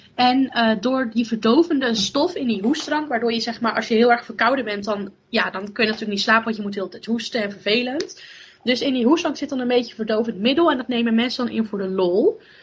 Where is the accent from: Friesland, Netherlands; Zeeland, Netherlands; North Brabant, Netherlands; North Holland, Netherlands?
Zeeland, Netherlands; Borssele; in de gemeente waar ik vandaan kom, in Zeeland, in de gemeente Borselen